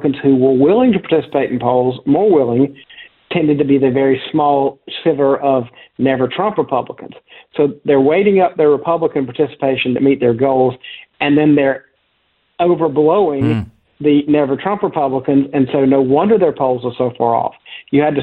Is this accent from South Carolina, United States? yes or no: yes; South Carolina, United States; I grew up in South Carolina